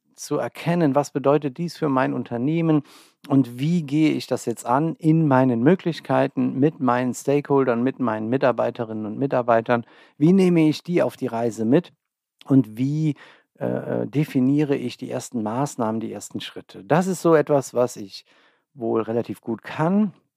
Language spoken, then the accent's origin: German; Olsheim, Rhineland-Palatinate, Germany; moved away as an adult; also born or lived in Trier / Bonn; now in Ober-Olm, Germany; Ich komme ursprünglich aus der Eifel, einem kleinen Ort namens Olsheim